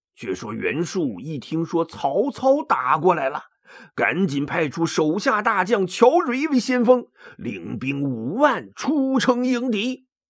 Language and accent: Chinese; China; 我们中国人